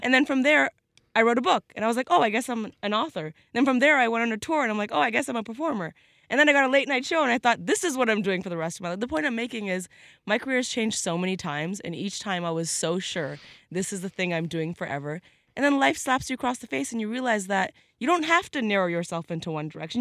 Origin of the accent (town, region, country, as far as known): Canada